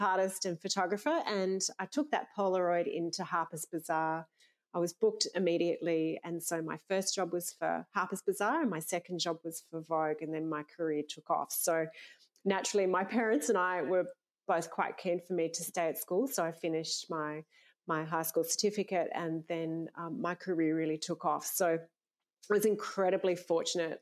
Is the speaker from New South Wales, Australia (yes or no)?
yes; Sydney, New South Wales, Australia; I grew up in Sydney